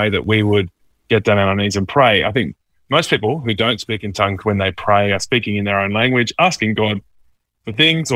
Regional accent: Mudgee, New South Wales, Australia; also born or lived in Dubbo; lived most of my school years out in Mudgee.

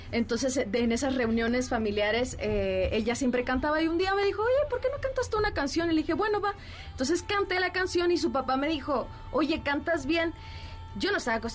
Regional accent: Mexico City, Mexico; en la Ciudad de México. Una chilanga hecha y derecha.

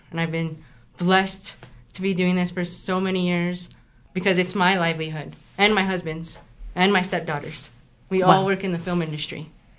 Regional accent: Santa Fe, New Mexico, United States; I'm born and raised in Santa Fe.

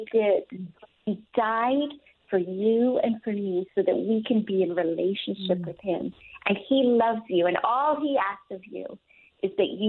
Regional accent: Jamaica; moved away; when I was growing up in Jamaica

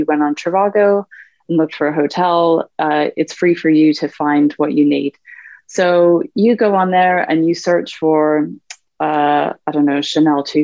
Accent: Canada; moved away as an adult; now in United Kingdom; I'm Canadian by background. I've been in the UK about 10 years.

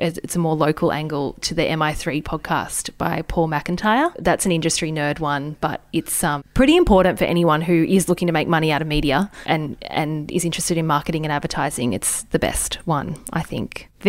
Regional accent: Australia; We're both regional girls. We're both not from Sydney, not from a major city, and we have a really strong regional audience.

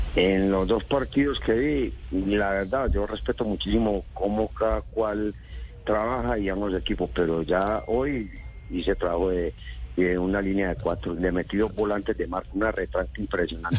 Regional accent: Antioquia, Colombia

